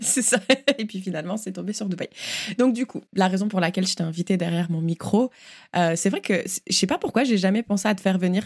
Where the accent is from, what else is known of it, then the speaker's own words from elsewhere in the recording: Uckange, Grand Est, France; moved away; nous venons de Ukange